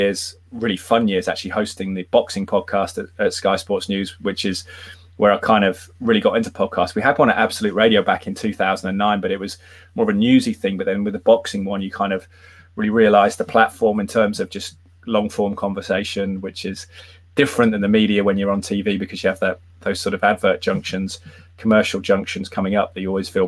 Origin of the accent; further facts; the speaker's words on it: Malvern, West Midlands, United Kingdom; moved away as an adult; also born or lived in Loughborough / Ohio; played a little bit semi-pro in my hometown of Malvern for Malvern Town